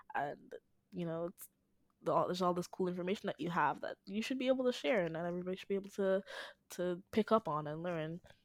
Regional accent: Dominica; I'm from the Commonwealth of Dominica, not Dominican Republic, um, in the Caribbean.

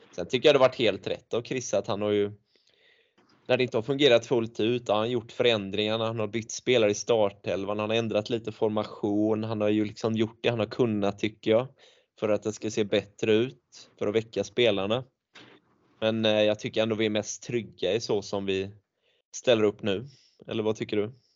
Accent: Tvååker, Halland County, Sweden; jag är från Tvååker

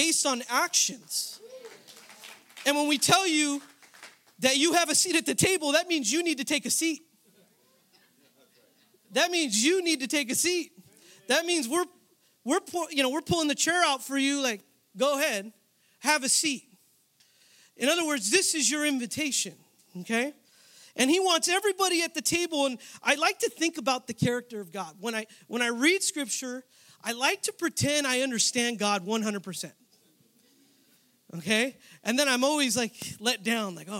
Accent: San Jose, California, United States; now in Southern California, United States; I was born and raised in San Jose, California, but I moved out here to start school

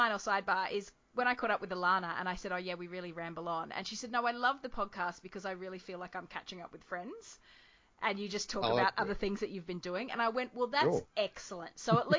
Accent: Albany Creek, Queensland, Australia; like the skate rink where I grew up in Albany Creek.

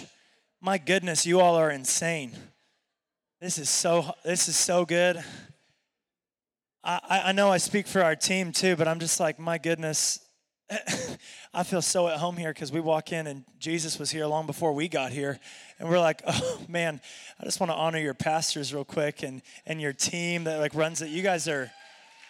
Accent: Seattle, Washington, United States; moved away as an adult; now in Redding, United States; I'm from Seattle, Washington. I've been in Redding for about 7 years.

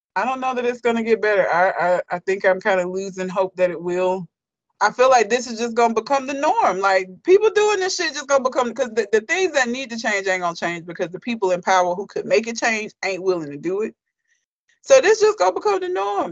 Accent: United States; it's embarrassing to be from here

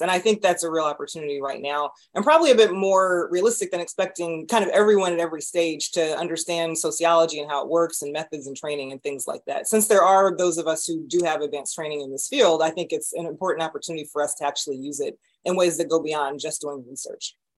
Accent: Raleigh, North Carolina, United States; moved away as an adult; also born or lived in Atlanta, Georgia / Baltimore, Maryland; now in St. Louis, United States; I grew up in North Carolina in Raleigh.

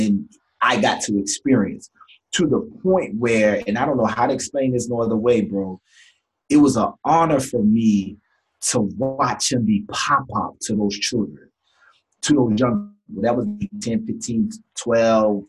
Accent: Jacksonville, Florida, United States; also born or lived in Baltimore, Maryland; I grew up in Jacksonville, Florida

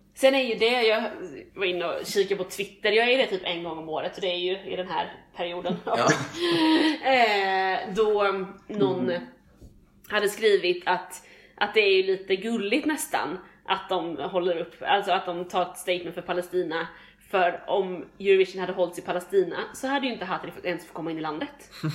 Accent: Sweden; vi som svenskar

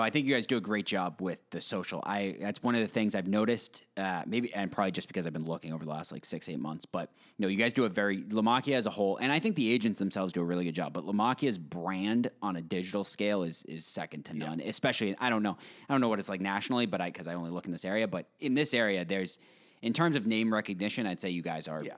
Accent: Westborough, Massachusetts, United States; I lived in Westboro for my basically my whole life

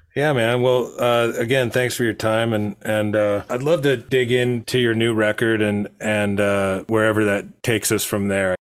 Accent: Monterey, California, United States; I was growing up in Monterey

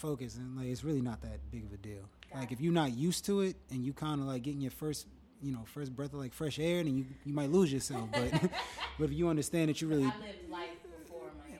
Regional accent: Old Bridge, New Jersey, United States; moved away as an adult; also born or lived in Miami, Florida; born and raised in Jersey. Went to FIU for school. Old Bridge.

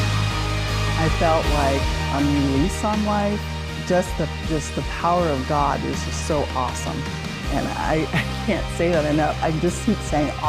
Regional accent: Salem, Oregon, United States; now in Corvallis, United States; I was born in Salem, Oregon

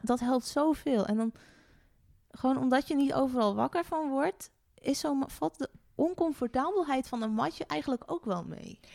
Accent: Friesland, Netherlands; also born or lived in North Brabant / Groningen; now in Hengelo, Netherlands; Ik ben geboren in Brabant. En oh, ik heb bijna mijn hele leven in Friesland gewoond

